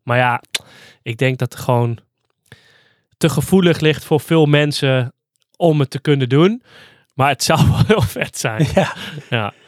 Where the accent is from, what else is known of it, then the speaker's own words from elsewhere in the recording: Hardenberg, Overijssel, Netherlands; now in Zwolle, Netherlands; ik ben dus opgegroeid in Hardenberg